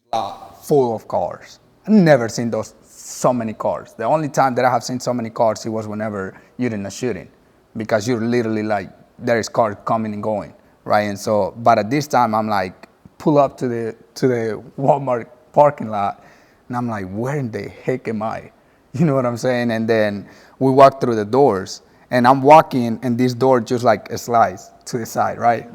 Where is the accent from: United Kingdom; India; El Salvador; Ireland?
El Salvador; English is a second language; moved away as an adult; also born or lived in Puerto Rico; now in North Texas, United States; I moved to El Salvador whenever I was little